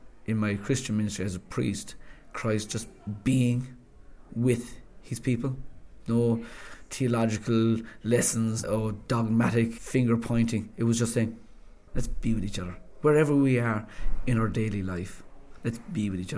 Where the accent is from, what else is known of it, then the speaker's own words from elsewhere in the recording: Cork, Munster, Ireland; moved away as an adult; also born or lived in Fermoy; now in Stafford, United Kingdom; I'm an Irishman from Cork